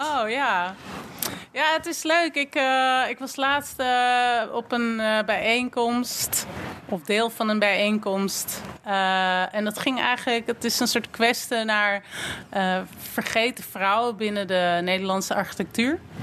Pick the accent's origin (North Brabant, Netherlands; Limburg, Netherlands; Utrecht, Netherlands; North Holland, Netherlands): North Holland, Netherlands; Amsterdam; Ik kom uit Amsterdam, geboren en getogen.